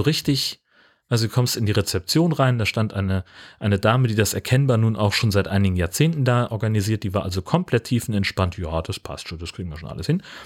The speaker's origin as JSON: {"language": "German", "region": "Hesse", "country": "Germany", "tie": "born or raised there", "said": "ich bin ja in Hessen aufgewachsen."}